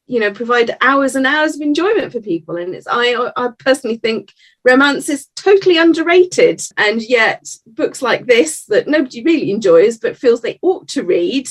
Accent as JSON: {"language": "English", "town": "Edinburgh", "region": "Scotland", "country": "United Kingdom", "tie": "born or raised there", "said": "I was brought up in Edinburgh"}